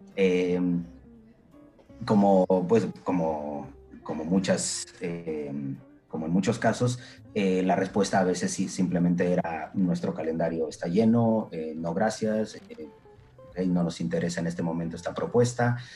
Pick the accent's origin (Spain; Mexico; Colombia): Mexico; moved away as an adult; now in Poland; en el extranjero que soy de México